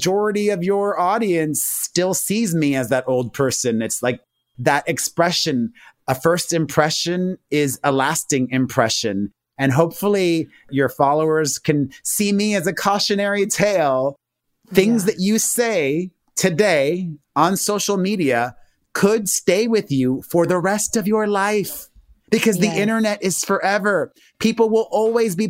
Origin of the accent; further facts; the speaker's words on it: Miami, Florida, United States; I grew up in Miami, the son of Cuban immigrants